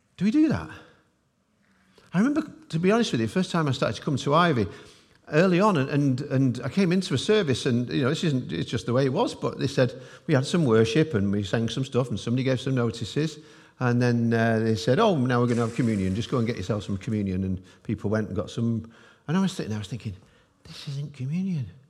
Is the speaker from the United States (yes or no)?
no; England, United Kingdom; I'm speaking as an English person